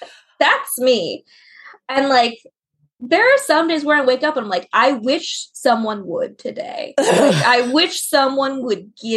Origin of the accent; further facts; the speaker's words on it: Florida, United States; I'm from Florida.